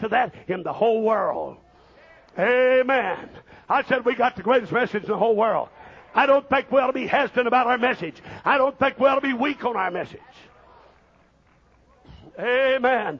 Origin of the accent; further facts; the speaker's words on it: Missouri, United States; I was raised up in Missouri